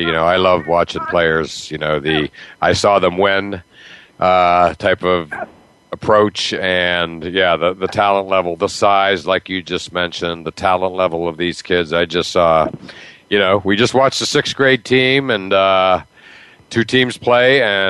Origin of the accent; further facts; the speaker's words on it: Massachusetts, United States; literally a couple kids from my hometown and coaches that literally lived in my small town outside Boston.